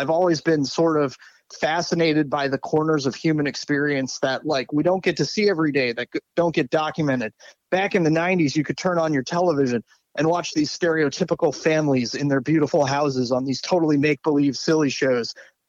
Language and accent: English; Washington, District of Columbia, United States; born there; also born or lived in Pittsburgh / Connecticut; I'm 37 years old now, and I grew up bouncing from place to place. Started life in Washington, D.C., spent some time as a wee little one in places like Pittsburgh, Pennsylvania, Connecticut